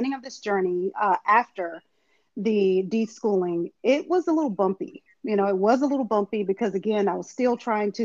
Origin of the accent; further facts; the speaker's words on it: Eastern North Carolina, United States; I'm from Eastern North Carolina, so a lot of people say that's the country, but what we call it is riding out